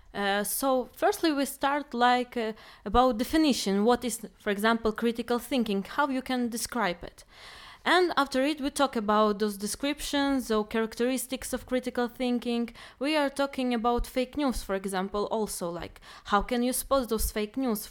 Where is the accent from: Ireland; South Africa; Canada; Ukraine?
Ukraine; now in Poznan, Poland; I'm from Ukraine and I'm a student of cognitive science in Poznan